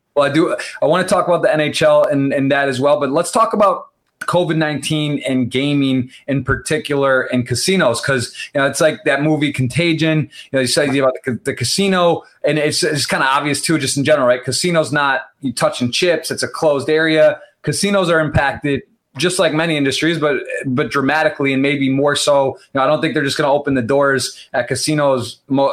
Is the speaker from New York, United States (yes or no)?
no; Michigan, United States; It's my home state